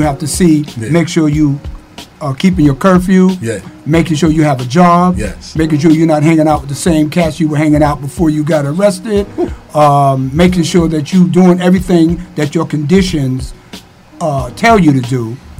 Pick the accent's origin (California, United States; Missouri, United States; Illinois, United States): Missouri, United States; St. Louis; I'm from the Ville. I do what I have to do to survive.